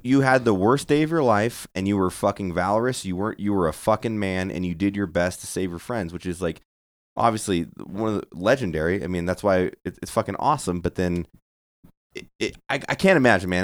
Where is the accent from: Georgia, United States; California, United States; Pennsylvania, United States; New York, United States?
California, United States; Santa Barbara; I'm from Santa Barbara